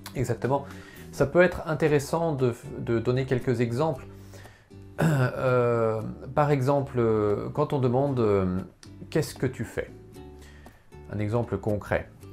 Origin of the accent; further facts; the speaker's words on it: Poitiers, Nouvelle-Aquitaine, France; first language French; je suis né à Poitiers, à côté de Poitiers